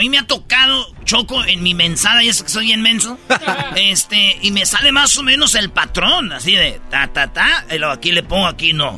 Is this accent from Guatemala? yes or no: no; Michoacán, Mexico; yo soy de Michoacán